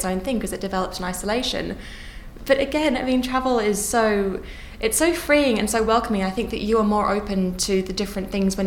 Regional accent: Australia; moved away as an adult; now in London, United Kingdom; growing up in Australia

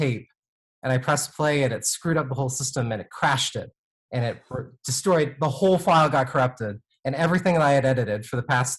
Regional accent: Vancouver, Washington, United States; also born or lived in New York / Hawaii / Florida; I grew up in the Northwest, in Vancouver, Washington, which is about like 20 minutes north of Portland.

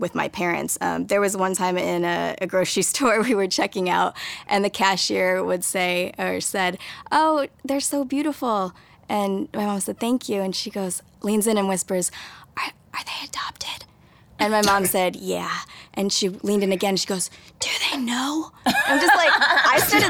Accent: Maple Valley, Washington, United States; also born or lived in South Korea; grew up in Maple Valley, Washington, which is as idyllic and white as you would imagine it to be.

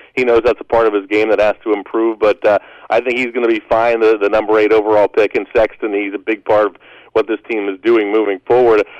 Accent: Western Pennsylvania, United States; now in Ohio, United States; I'm I'm from Western Pennsylvania, so we grew up with the NHL

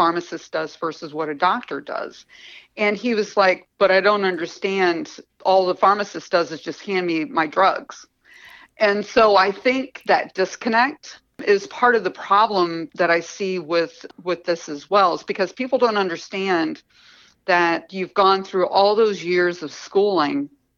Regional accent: Eastern Kentucky, United States; I grew up in Eastern Kentucky

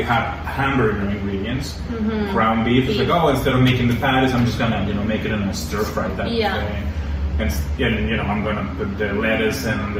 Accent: Zapopan, Jalisco, Mexico; English is a second language; moved away; as a Mexican growing up in Zapopan

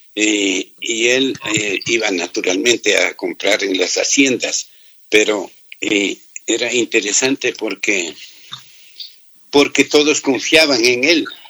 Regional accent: Toacaso, Cotopaxi, Ecuador; Yo nací en Toacaso, provincia de Cotopaxi

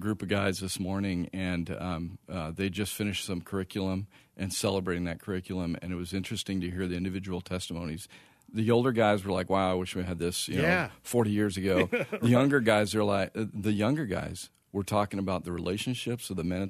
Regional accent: Phoenix, Arizona, United States; I grew up here in Phoenix

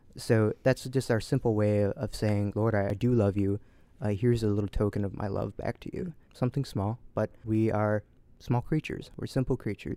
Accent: Essexville, Michigan, United States; I grew up in Essexville, not too far away

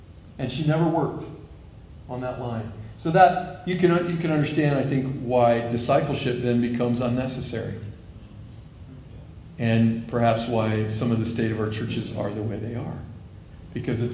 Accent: Missouri, United States; I am from Missouri a little bit, so I say wash.

